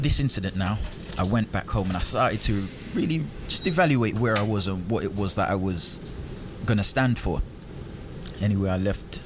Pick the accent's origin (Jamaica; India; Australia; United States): Jamaica; I'm from Jamaica